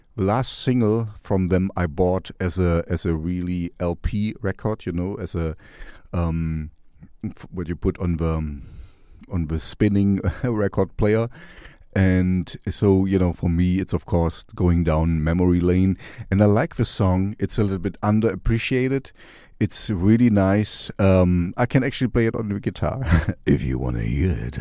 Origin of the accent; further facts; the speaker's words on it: East Germany, Germany; I grew up in East Germany, you know, behind the Iron Curtain, in the Russian zone